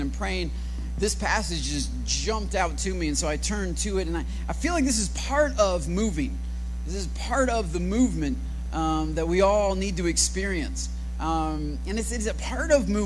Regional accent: Michigan, United States; now in Austin, United States; I was born up in Michigan

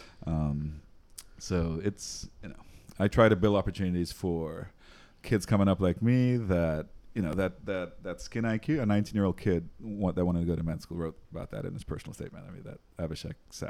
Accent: Trinidad & Tobago; moved away; I'm from Trinidad, born and raised. Went to high school in Trinidad

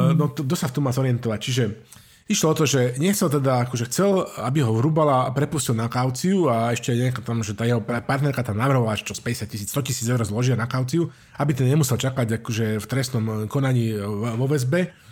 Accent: Slovakia; now in Germany

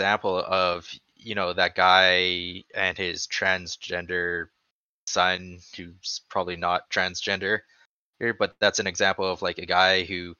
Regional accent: Canada; I'm Canadian there.

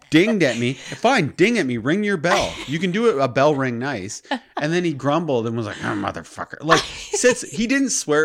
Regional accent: Toronto, Ontario, Canada

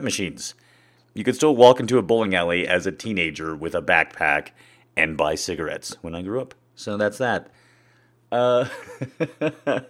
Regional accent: American Southwest, United States; I grew up in the American Southwest. That's where I'm at now.

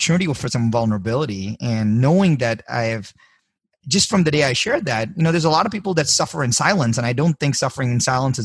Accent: India; moved away as an adult; I was born in India

